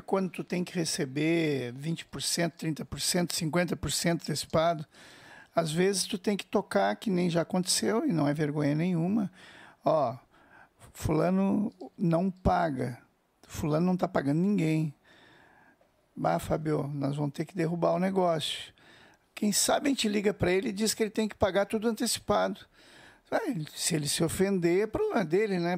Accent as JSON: {"language": "Portuguese", "town": "Porto Alegre", "region": "Rio Grande do Sul", "country": "Brazil", "said": "nós somos de Porto Alegre e a gente toca quase nada em Porto Alegre"}